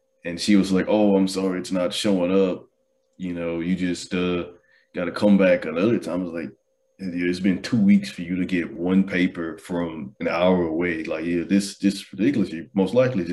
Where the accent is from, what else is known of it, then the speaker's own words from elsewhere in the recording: Houston, Texas, United States; moved away; I'm from Houston